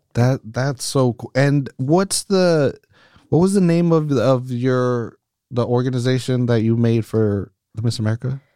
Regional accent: Salinas, California, United States; I'm born and raised in Salinas as well.

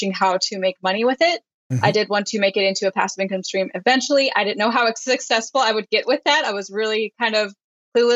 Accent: St. Louis, Missouri, United States; moved away as an adult; now in Washington, United States; I am from St. Louis, Missouri, which is the Midwestern part of the United States

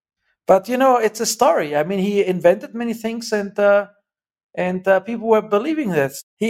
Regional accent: Germany; moved away; I was born and I grew up in Germany

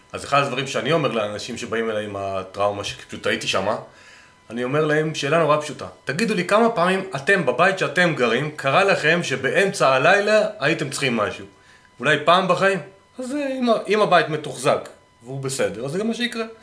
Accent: Northern Israel, Israel

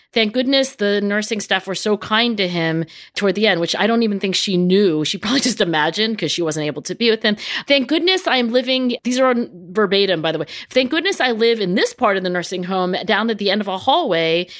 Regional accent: New Jersey, United States; I grew up in South Jersey where everything was carpeted

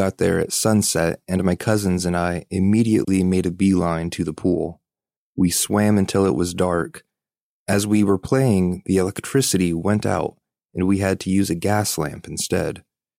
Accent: Philippines; I'm from the Philippines, and in my country, family reunions are not uncommon.

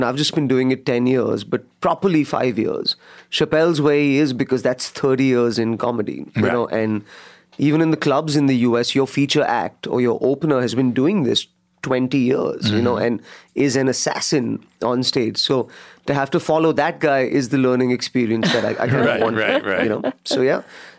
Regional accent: India; Yeah, because I'm from India

